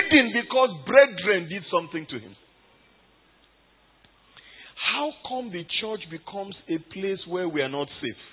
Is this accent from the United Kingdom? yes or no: no; Nigeria; moved away as an adult; now in Cairo, Egypt; I am Nigerian